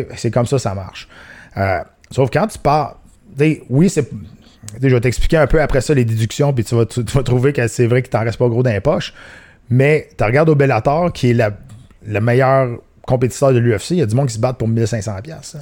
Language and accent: French; Canada; chez nous au Canada.